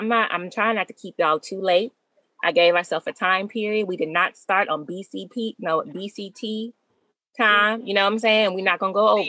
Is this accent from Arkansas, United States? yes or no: yes; Arkansas, United States; I'm from Arkansas